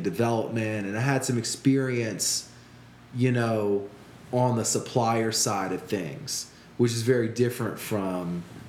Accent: Guadeloupe; I didn't get such bad treatment because I was dudes from Guadeloupe.

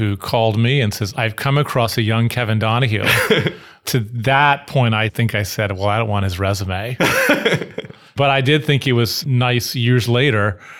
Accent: Bangkok, Thailand; moved away as an adult; also born or lived in Miami; now in Washington, D.C., United States; to Bangkok, Thailand, where I lived until I went to college. So I had a long stay in Miami, a long stay growing up in Bangkok, a few places in between that was done in pretty rapid order. And when I left Thailand, I came to Washington, D.C.

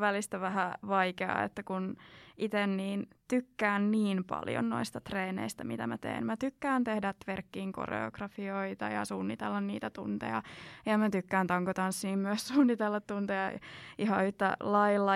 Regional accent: South Ostrobothnia, Finland; kun on itse sieltä Etelä-Pohjanmaalta, niin on aika eri murrettausta

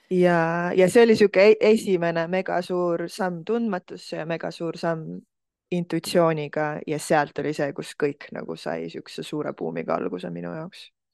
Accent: Estonia; ma kasvasin üles Eestis

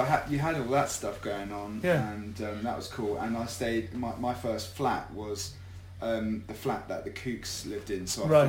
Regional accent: New Jersey, United States; I'm 19 years old, and I said, I'm from Jersey

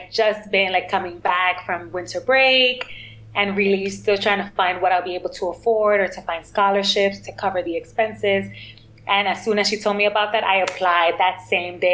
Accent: New York City, New York, United States; also born or lived in Connecticut; I'm 27 years old. I studied and grew up in the Bronx and also Uptown Manhattan

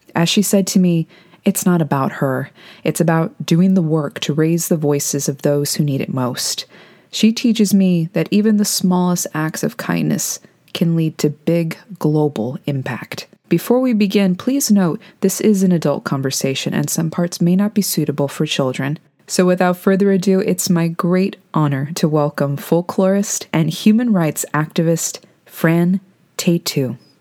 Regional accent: Georgia, United States; also born or lived in Texas; I'm from Texas. I grew up in Georgia

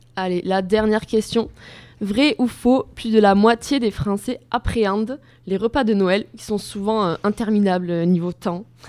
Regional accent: Gers, Occitania, France; Je viens du Gers

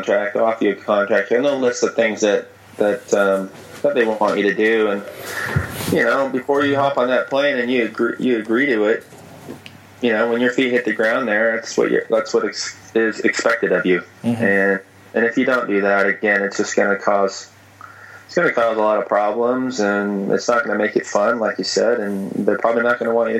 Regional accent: Portland, Oregon, United States; moved away as an adult; also born or lived in Perth, Australia; I grew up in Portland, Oregon, an hour and a half from the coast.

